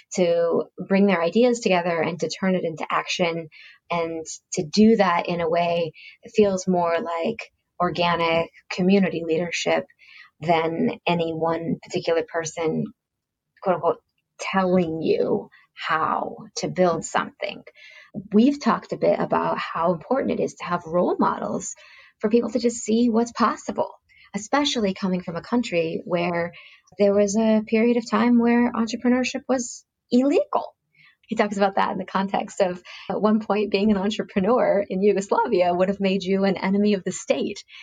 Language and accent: English; Silicon Valley, California, United States; we're from Silicon Valley